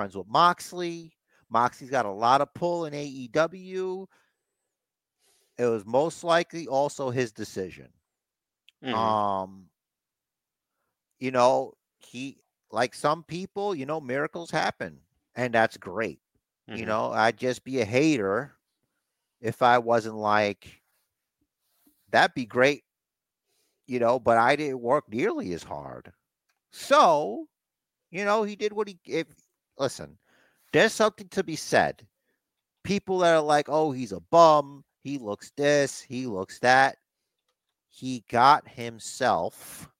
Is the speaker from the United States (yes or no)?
yes; New York City, New York, United States; growing up in Brooklyn